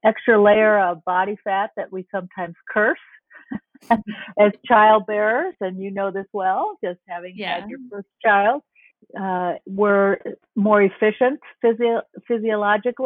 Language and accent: English; Minnesota, United States; as a Minnesotan